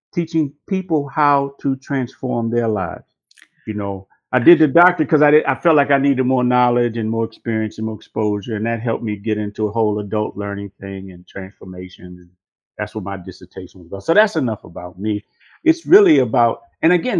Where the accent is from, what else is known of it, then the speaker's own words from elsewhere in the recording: Washington, District of Columbia, United States; I was born in Washington, D.C., nation's capital